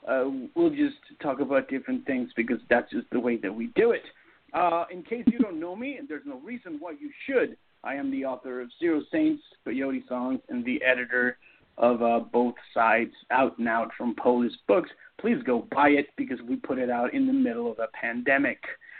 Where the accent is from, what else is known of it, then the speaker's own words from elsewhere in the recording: Toronto, Ontario, Canada; born there; also born or lived in Seattle, United States; I was born in Toronto, but I spent 8 years in the Seattle area, which is where all my novels are set.